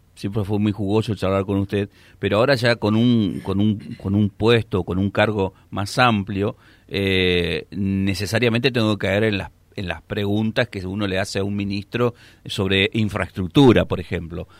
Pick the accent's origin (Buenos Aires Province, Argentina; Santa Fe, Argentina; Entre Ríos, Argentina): Santa Fe, Argentina; northern; somos los norteños